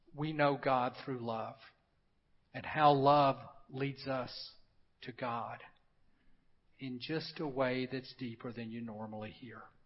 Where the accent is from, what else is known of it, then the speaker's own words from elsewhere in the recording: Memphis, Tennessee, United States; I grew up in Memphis, a city on the Mississippi River